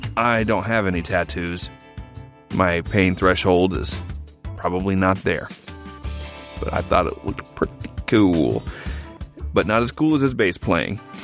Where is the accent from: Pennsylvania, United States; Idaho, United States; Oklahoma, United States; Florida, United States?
Oklahoma, United States; I grew up in Oklahoma